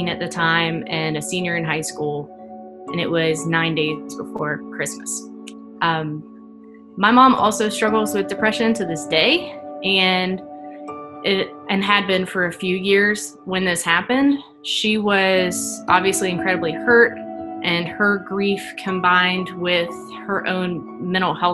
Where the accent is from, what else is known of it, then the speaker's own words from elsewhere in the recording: Rustburg, Virginia, United States; also born or lived in Snellville, Georgia; I was born just outside of Atlanta in a suburb called Snellville. My family moved to the Concord and Rustburg area when I was 8, and I've kind of been bouncing around the Lynchburg area since then